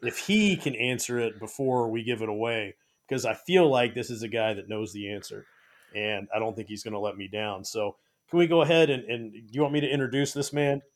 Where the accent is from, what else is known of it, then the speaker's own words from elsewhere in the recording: Bay Area, California, United States; moved away; I grew up in the Bay Area of California